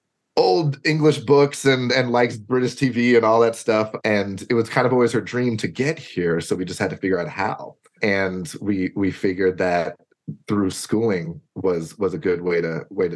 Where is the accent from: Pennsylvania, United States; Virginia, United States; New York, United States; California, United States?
New York, United States; New York City; also born or lived in Cambridge / Worcester / Atlanta / Detroit; now in Durham, United Kingdom; I grew up in Brooklyn, New York